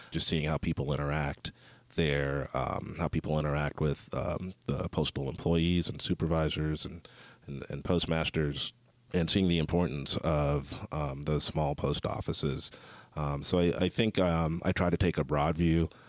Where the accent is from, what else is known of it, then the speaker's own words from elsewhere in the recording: Columbus, Ohio, United States; also born or lived in St. Louis, United States / Joplin, United States; I am from Columbus, Ohio. And you know, the great thing about uh, being from the Midwest, um, I've had experience in both urban and rural areas and semi-rural.